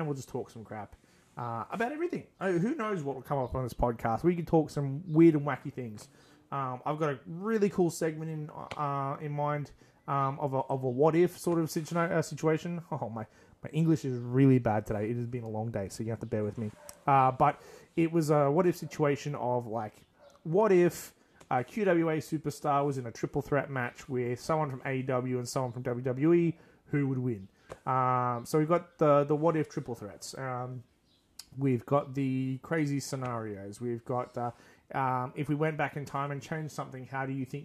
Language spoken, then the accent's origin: English; Australia; we're centralized in my hometown